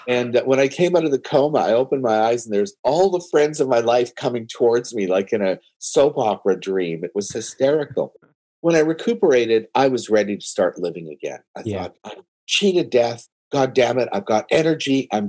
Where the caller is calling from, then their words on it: Toronto, Ontario, Canada; I'm downtown Toronto.